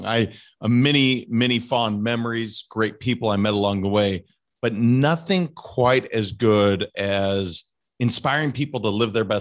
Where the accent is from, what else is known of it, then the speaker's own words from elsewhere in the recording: Montana, United States; my home state